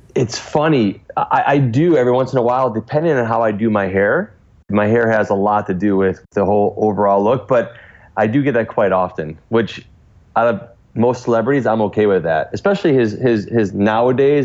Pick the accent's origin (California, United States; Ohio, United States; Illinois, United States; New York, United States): Ohio, United States; Cleveland; growing up in a suburb of Cleveland